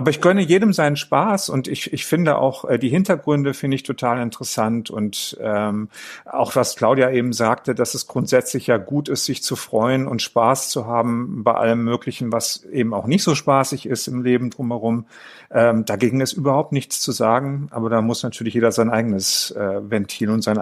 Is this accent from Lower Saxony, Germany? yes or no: no; Mülheim an der Ruhr, North Rhine-Westphalia, Germany; Ich, ich bin ja in Mülheim an der Ruhr groß geworden, wo es Karneval